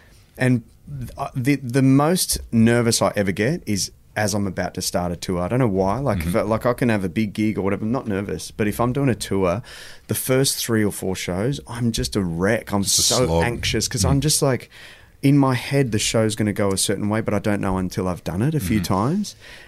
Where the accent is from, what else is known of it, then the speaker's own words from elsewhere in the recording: Adelaide, South Australia, Australia; also born or lived in Malaysia; Adelaide's the first show back in my hometown